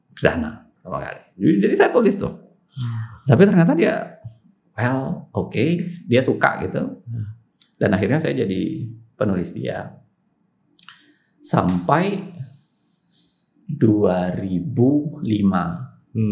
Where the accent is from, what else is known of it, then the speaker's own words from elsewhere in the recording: Makassar, South Sulawesi, Indonesia; moved away; Masa kecil di Makassar.